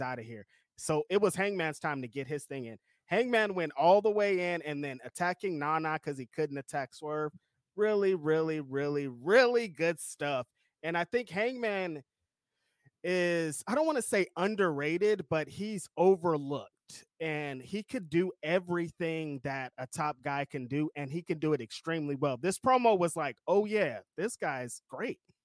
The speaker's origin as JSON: {"language": "English", "region": "California", "country": "United States", "said": "As a Californian"}